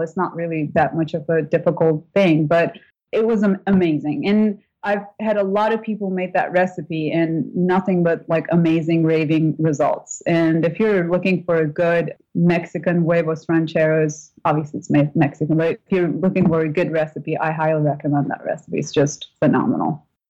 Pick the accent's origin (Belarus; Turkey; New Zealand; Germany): Turkey; English is a second language; moved away as an adult; also born or lived in British Virgin Islands; now in United States; we didn't eat bacon growing up in Turkey